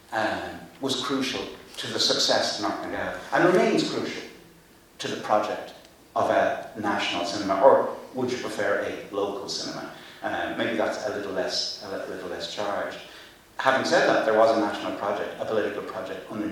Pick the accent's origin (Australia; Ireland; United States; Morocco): Ireland; I'm Irish